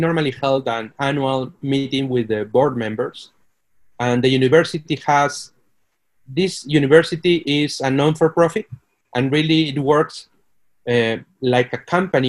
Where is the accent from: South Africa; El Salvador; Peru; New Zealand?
Peru; moved away as an adult; also born or lived in Mexico / United States / Brazil / Mexico City; now in Monterrey, Mexico; I am Peruvian